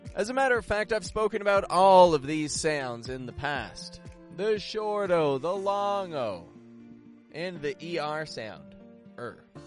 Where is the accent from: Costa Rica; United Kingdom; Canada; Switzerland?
Canada; now in Mexico; I'm from Canada. I live in Mexico in a remote desert location